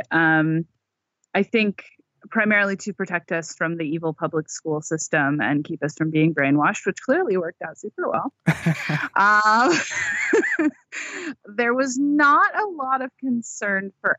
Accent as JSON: {"language": "English", "town": "Seattle", "region": "Washington", "country": "United States", "tie": "born or raised there", "said": "I was born and raised in Washington State, still here. Born in Seattle."}